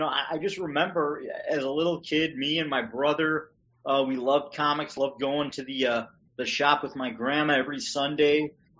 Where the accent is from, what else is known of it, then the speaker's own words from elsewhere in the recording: Chicago, Illinois, United States; now in Austin, United States; I'm from Chicago, and I live in Austin, Texas now.